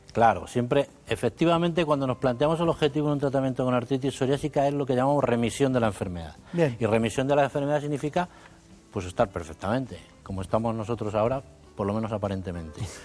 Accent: Arévalo, Castile and León, Spain; soy de Ávila, aunque la familia es segoviana

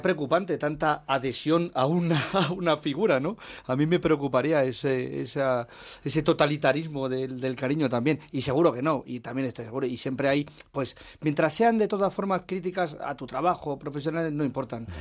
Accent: Talavera de la Reina, Castilla-La Mancha, Spain; moved away; es mi pueblo

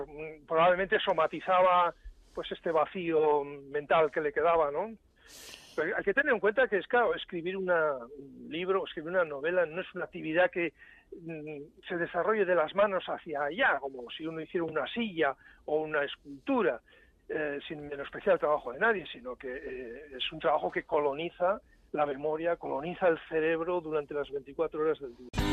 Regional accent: San Sebastián, Basque Country, Spain; now in Germany; haber vivido en mi ciudad natal, en San Sebastián

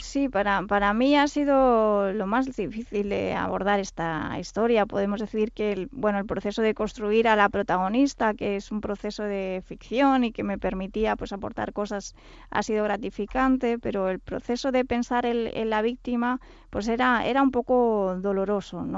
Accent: Catalonia, Spain; Yo soy catalana

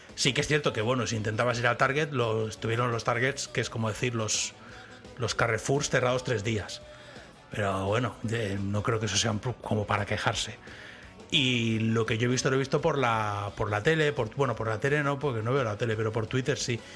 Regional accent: Spain; moved away as an adult; now in Texas, United States; los españoles somos

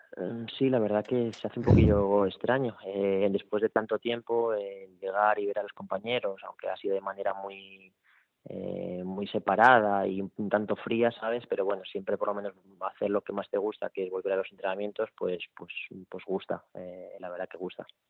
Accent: Madrid, Community of Madrid, Spain; moved away as an adult; now in Porto, Portugal; nosotros somos de Madrid

